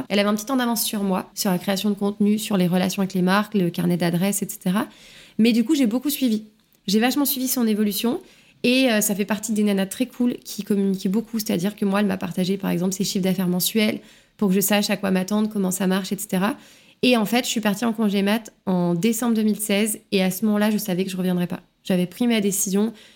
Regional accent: Lyon, Auvergne-Rhône-Alpes, France; moved away; moi j'ai grandi à Lyon, j'ai toujours euh, vécu à Lyon euh, jusqu'à mon arrivée ici

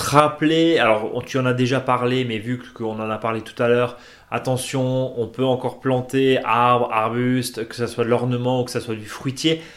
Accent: Alsace, Grand Est, France; de la vallée de Munster chez nous en Alsace

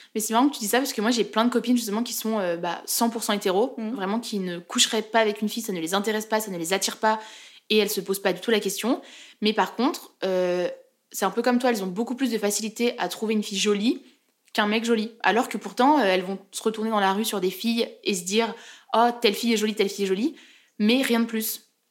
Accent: Chamonix, Auvergne-Rhône-Alpes, France; moved away as an adult; now in Lyon, France; je viens de Chamonix, donc euh, dans les Alpes, où il y a le Mont Blanc

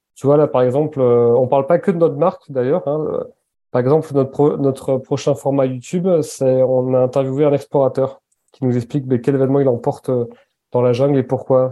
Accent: Basque Country, Nouvelle-Aquitaine, France; moved away; also born or lived in Annecy / near Paris; Enfin, j'ai grandi sept ans au Pays basque.

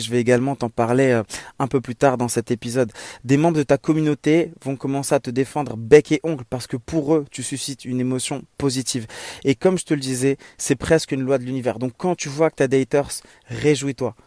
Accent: Morocco; moved away as an adult; also born or lived in Germany / Strasbourg, France; revenir vivre Au soleil, dans mon pays natal, le Maroc

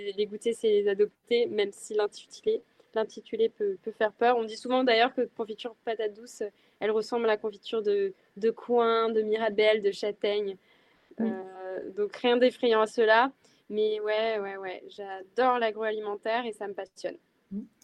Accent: western France, France; je viens de l'ouest de la France

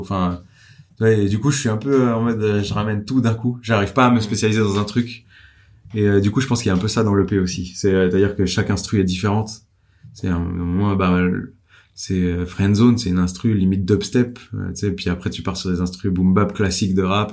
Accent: Dijon, Bourgogne-Franche-Comté, France; je viens de Dijon, euh, mon père est garagiste

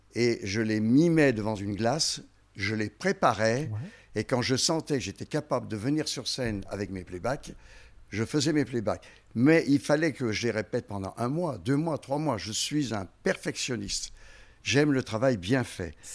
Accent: Haute-Savoie, Auvergne-Rhône-Alpes, France; also born or lived in Lyon; je suis en Haute-Savoie depuis l'âge de, 6 ans.

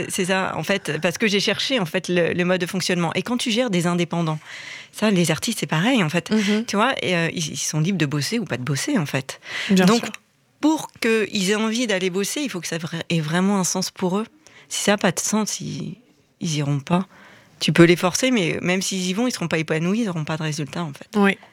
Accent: Reims, Grand Est, France; moved away as an adult; moi je suis de Reims en France, de quitter la ville dans laquelle j'avais grandi

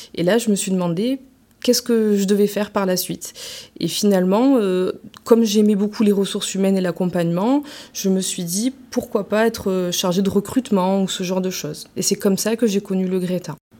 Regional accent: Marseille, Provence-Alpes-Côte d'Azur, France; now in Vitrolles, France; j'ai grandi à Marseille, je suis arrivée à Vitrolles euh, euh, vers 18 ans

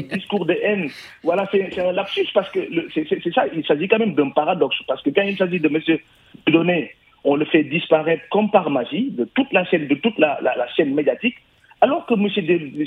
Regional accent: Senegal; now in France; Nous, Sénégalais de France, et PASTEF en particulier

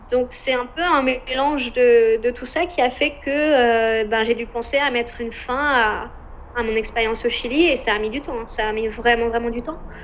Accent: France; moved away as an adult; also born or lived in Concepción, Chile; moi qui était française

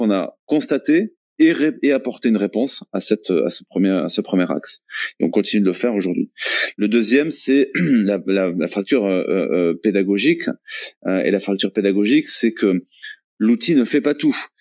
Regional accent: Toulouse, Occitania, France; je suis toulousain, je suis entrepreneur

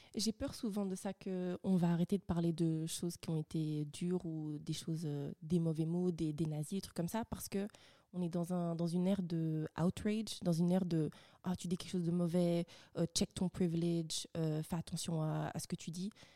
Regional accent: Rwanda; je suis rwandaise

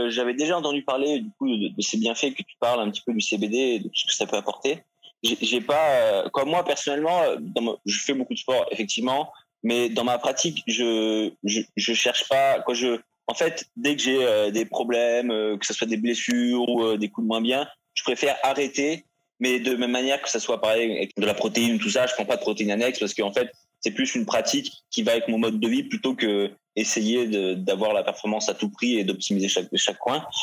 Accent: Nice, Provence-Alpes-Côte d'Azur, France; Euh, je viens pas de Paris. Euh, j'ai fait beaucoup de villes euh, pendant mon enfance, mais passé une bonne partie à Nice, de parents ingénieurs.

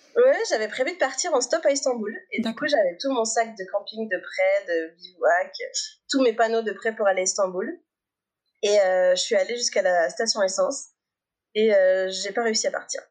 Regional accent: Annecy, Auvergne-Rhône-Alpes, France; J'ai grandi à Annecy, en Haute-Savoie

